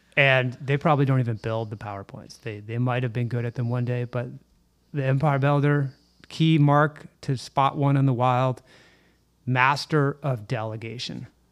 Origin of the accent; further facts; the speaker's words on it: Canada; We're Canadian